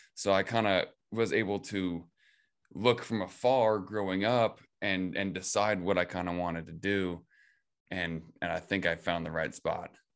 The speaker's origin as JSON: {"language": "English", "town": "Ravensdale", "region": "Washington", "country": "United States", "tie": "born or raised there", "said": "grew up in, in Ravensdale, Washington"}